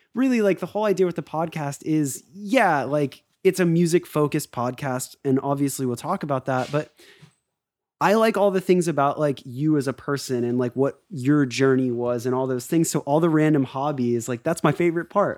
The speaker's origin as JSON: {"language": "English", "region": "Florida", "country": "United States", "tie": "born or raised there", "said": "growing up in Florida, skateboarding, all"}